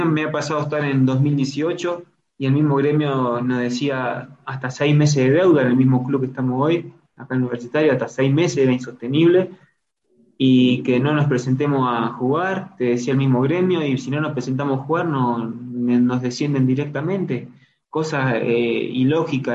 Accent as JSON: {"language": "Spanish", "town": "Salvador María", "region": "Buenos Aires Province", "country": "Argentina", "also_born_or_lived": "Ecuador", "moved": "as an adult", "lives_now": "Sucre, Bolivia", "said": "yo soy de Salvador María"}